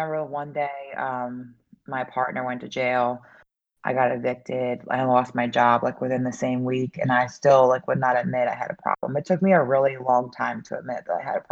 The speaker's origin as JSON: {"language": "English", "town": "Philadelphia", "region": "Pennsylvania", "country": "United States", "also_born_or_lived": "Delaware County, Pennsylvania", "said": "I'm from the Philadelphia area"}